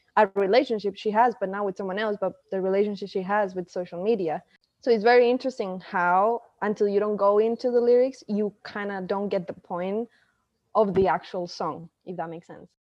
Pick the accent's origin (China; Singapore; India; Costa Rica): Costa Rica; I'm actually from Costa Rica